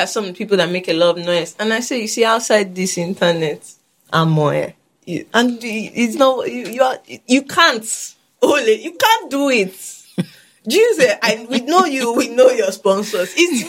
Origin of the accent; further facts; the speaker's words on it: United Kingdom; Having said that, as I'm British, I might just go back to my original land